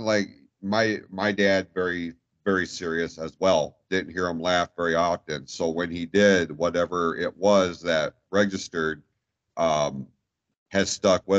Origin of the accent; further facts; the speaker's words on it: Michigan, United States; Like this state sucks weather-wise, but it's still my home state